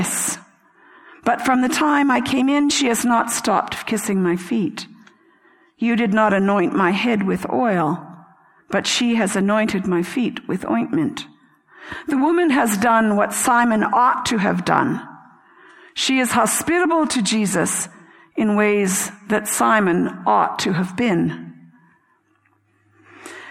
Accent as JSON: {"language": "English", "country": "Canada", "said": "I'm Canadian. I'm of British descent"}